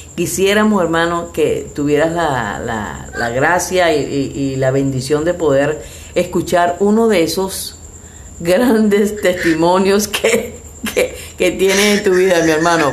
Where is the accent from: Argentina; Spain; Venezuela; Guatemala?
Venezuela; now in Mexico; Somos testigos de eso, ya que somos venezolanos, vivimos aquí en México.